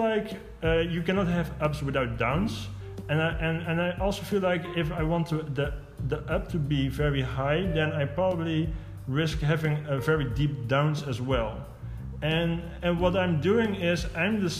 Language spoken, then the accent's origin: English; Eindhoven, North Brabant, Netherlands; moved away as an adult; stuck in my hometown, basically in Eindhoven